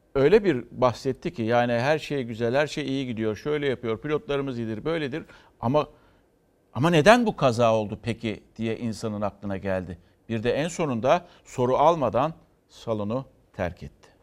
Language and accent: Turkish; Istanbul, Turkey; bir İstanbullu olarak